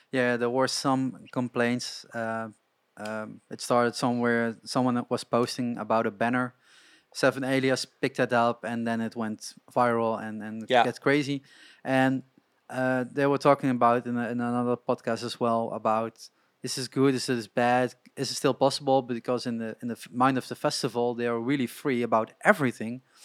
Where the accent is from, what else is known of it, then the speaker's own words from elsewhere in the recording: Netherlands; I grew up in Holland